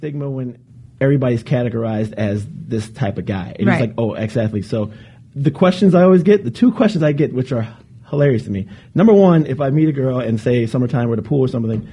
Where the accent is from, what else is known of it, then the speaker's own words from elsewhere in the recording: Cleveland, Ohio, United States; also born or lived in Charlotte, North Carolina / Oakland, California; now in Los Angeles, United States; I am originally from Cleveland, Ohio